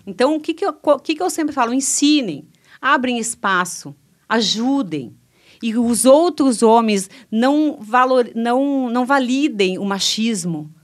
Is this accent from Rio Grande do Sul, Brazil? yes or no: yes; Cruz Alta, Rio Grande do Sul, Brazil; eu fui criada em Cruz Alta pela minha avó